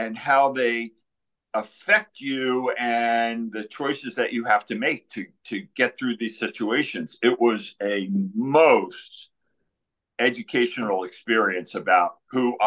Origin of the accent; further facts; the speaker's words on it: New Jersey, United States; I'm from Jersey, so you know you grow up with the Sopranos